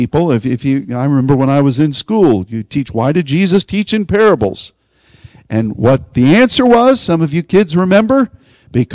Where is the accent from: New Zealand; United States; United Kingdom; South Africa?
United States; Pittsburgh, Pennsylvania; I'm from Pittsburgh.